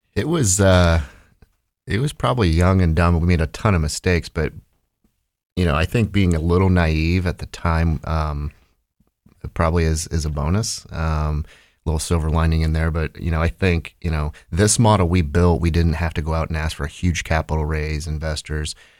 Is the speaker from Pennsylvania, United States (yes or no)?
no; Holmes County, Ohio, United States; moved away as an adult; now in Columbus, United States; I grew up in, uh, Ohio's Amish country, up in Holmes County